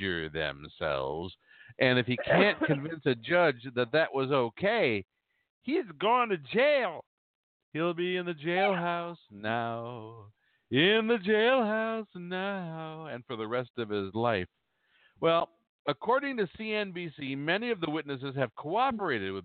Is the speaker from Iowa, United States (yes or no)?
yes; Clinton, Iowa, United States; working in my hometown in Clinton, Iowa